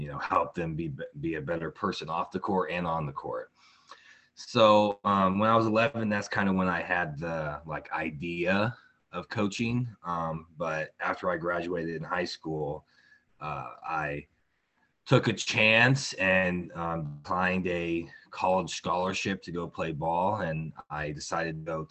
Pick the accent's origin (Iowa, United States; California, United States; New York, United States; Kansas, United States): Kansas, United States; Tonganoxie; I grew up in Tonganoxie, Kansas, and been here my whole life